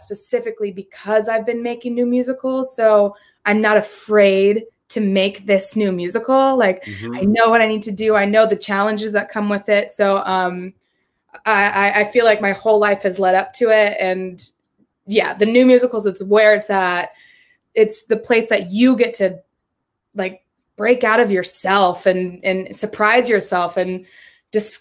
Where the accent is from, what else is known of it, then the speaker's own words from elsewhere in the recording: San Francisco Bay Area, California, United States; moved away; I'm from the Bay Area